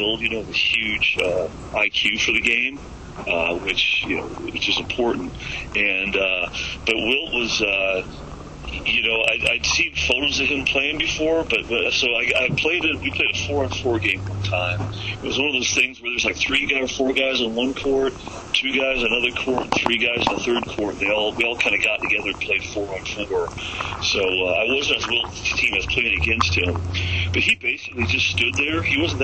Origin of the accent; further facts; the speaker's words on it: Santa Monica, California, United States; growing up in Santa Monica